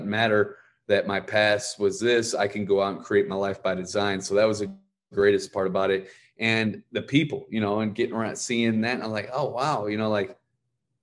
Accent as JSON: {"language": "English", "town": "Ferguson", "region": "Missouri", "country": "United States", "said": "I'm from Ferguson, Missouri."}